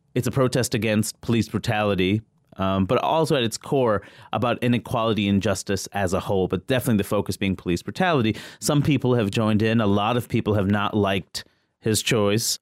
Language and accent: English; New York City, New York, United States; I'm from Queens